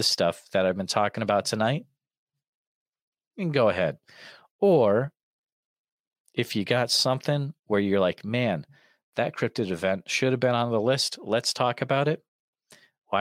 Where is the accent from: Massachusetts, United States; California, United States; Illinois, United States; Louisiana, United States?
Massachusetts, United States; accent: Massachusetts; moved away; My Massachusetts accent slipped out a little bit there. I used to live out in Massachusetts